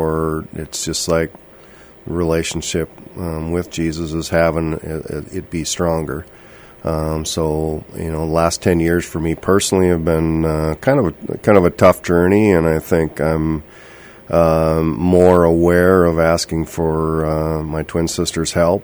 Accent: Princeton, Minnesota, United States; moved away as an adult; also born or lived in St. Cloud / Twin Cities / Clearwater Lake area; now in Bemidji, United States; I grew up in Princeton and went to college in St. Cloud

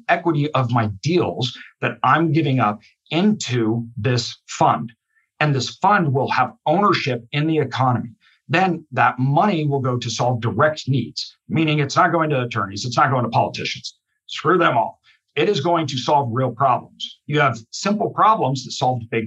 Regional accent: Idaho, United States; I'm from Idaho. The vast majority of our state is wilderness.

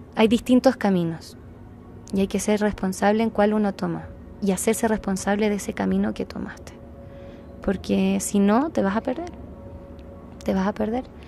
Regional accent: Chile; moved away; also born or lived in Guatemala; yo te soy de Chile

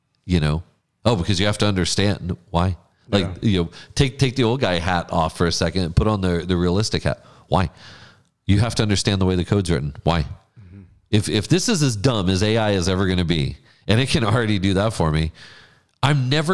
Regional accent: Mercedes, Texas, United States; growing up in Mercedes

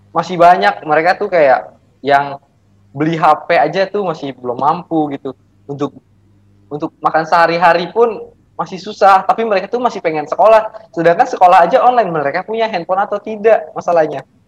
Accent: Jakarta, Indonesia; Saya berasal dari Jakarta

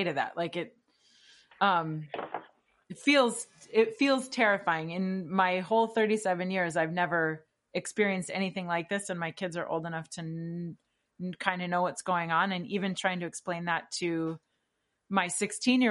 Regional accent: Wisconsin, United States; I'm from Wisconsin after all.

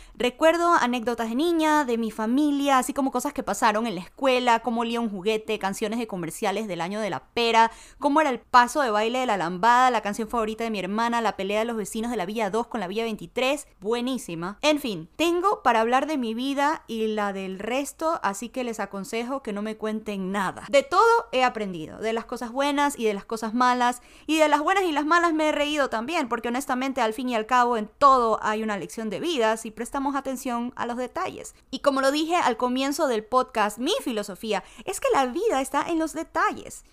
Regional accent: Ecuador; now in United States; Soy ecuatoriana, pero vivo en Estados Unidos porque mi familia decidió hace como unos 17 años atrás buscar el sueño americano

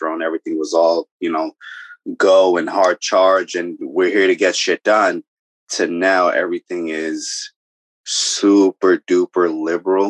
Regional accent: New York City, New York, United States; moved away; also born or lived in Bronx, New York / Pennsylvania; New York native. I'm from I was born in the Bronx. Then I spent the majority of my time in Brooklyn

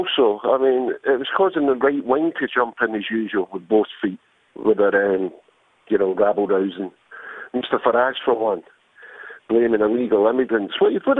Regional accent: Glasgow, Scotland, United Kingdom; as a Glaswegian myself

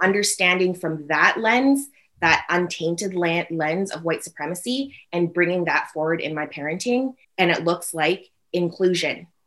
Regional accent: North Vancouver, British Columbia, Canada; I grew up in North Vancouver

